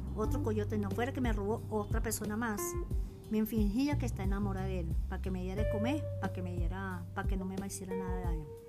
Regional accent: Barranquilla, Atlántico, Colombia; also born or lived in Guatemala; now in Medellín, Colombia; yo nací en Barranquilla, estudié, pero nunca terminé bachillerato, porque bachillerato lo terminé aquí en Medellín

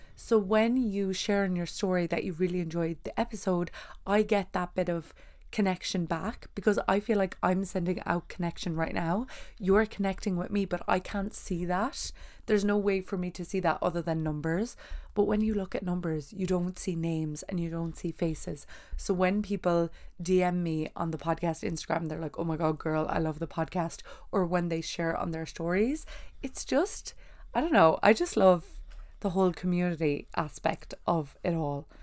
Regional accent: Ireland; I am from Ireland

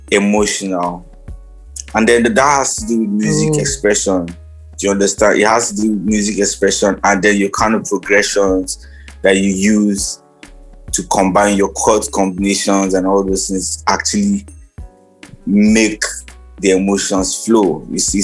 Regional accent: Jos, Plateau, Nigeria; I'm from Jos

